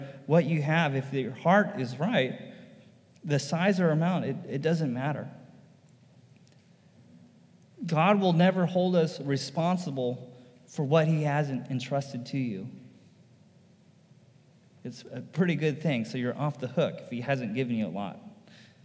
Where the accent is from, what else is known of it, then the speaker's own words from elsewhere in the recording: United States; why am I an American? And I almost felt bad for being an American